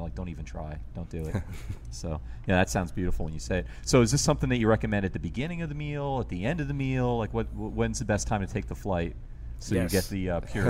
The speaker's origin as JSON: {"language": "English", "region": "New York", "country": "United States", "moved": "yes", "lives_now": "New Orleans, United States", "said": "I'm from New York, and New York Italian."}